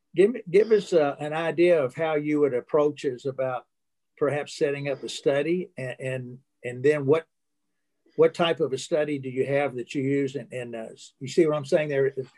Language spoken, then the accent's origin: English; Alton, Illinois, United States; I was born in Illinois, in Alton, Illinois, not too far from St. Louis